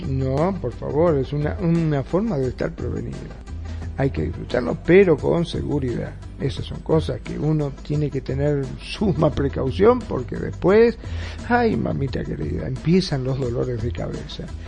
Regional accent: Argentina; ahora aquí en mi país, en Argentina

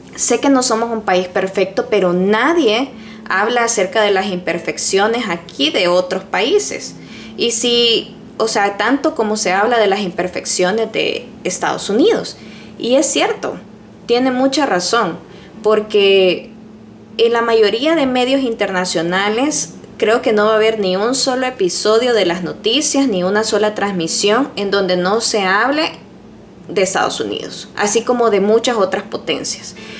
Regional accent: El Salvador; now in United States; En mi país, por ejemplo, en El Salvador

